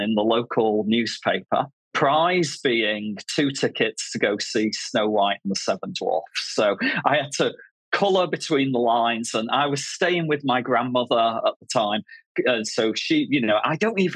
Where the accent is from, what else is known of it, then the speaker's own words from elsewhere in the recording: Manchester, North West England, United Kingdom; now in Bristol, United Kingdom; I grew up in Manchester in the north of England.